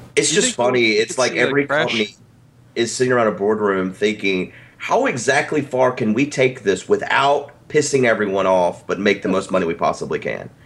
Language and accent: English; the South, United States; I'm a Southerner